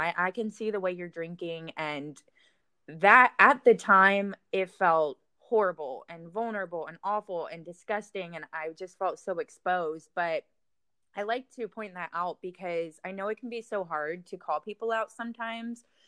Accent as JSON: {"language": "English", "region": "Florida", "country": "United States", "tie": "born or raised there", "moved": "as an adult", "lives_now": "Texas, United States", "said": "I was in Florida at the time"}